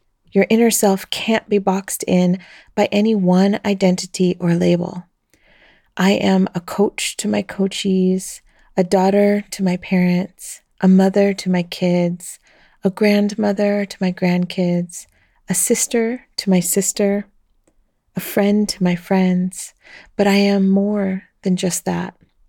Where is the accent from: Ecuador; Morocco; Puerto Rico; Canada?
Ecuador; also born or lived in Colombia / United States; now in Belgium; a single mother of three adult children and a grandma of two. I was born in Colombia 54 years ago, raised in Ecuador and the USA, and I now live in Belgium, the country I call home.